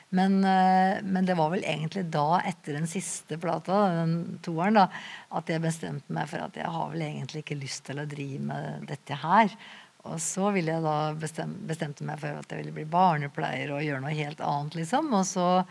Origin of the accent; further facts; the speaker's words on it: Skreia, Innlandet, Norway; also born or lived in Lena / Oslo; now in Asker, Norway; jeg vokste opp rett opp i Gutoa, som vi sier